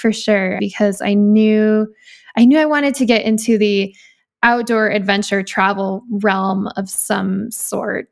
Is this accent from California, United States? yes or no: no; Seattle, Washington, United States; also born or lived in Bellingham, Washington; I'm originally from the Seattle area and went to school at Western Washington University in Bellingham, Washington.